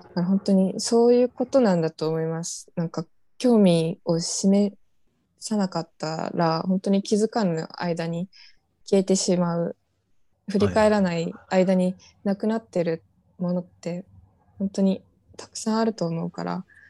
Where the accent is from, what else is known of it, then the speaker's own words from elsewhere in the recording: Yonaguni, Okinawa, Japan; moved away as an adult; also born or lived in Kyoto; 私の地元の与那国島